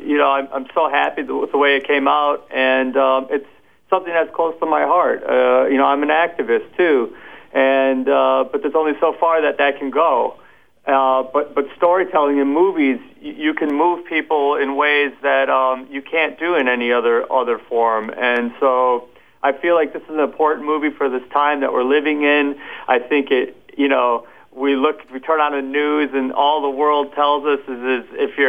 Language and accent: English; Wisconsin, United States; Wisconsin, my home state.